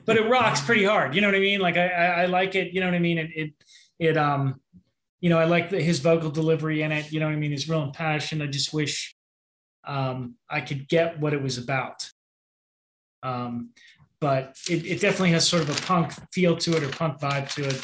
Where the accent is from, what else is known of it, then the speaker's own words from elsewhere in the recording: Pittsburgh, Pennsylvania, United States; I'm from Pittsburgh